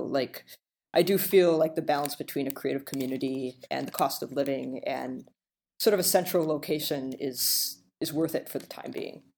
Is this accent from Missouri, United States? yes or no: no; Illinois, United States; I'm born and raised in Illinois